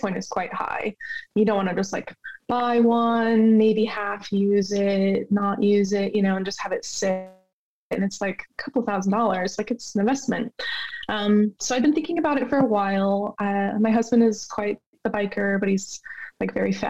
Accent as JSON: {"language": "English", "region": "Idaho", "country": "United States", "tie": "born or raised there", "moved": "as an adult", "lives_now": "Portland, United States", "said": "I grew up in Idaho"}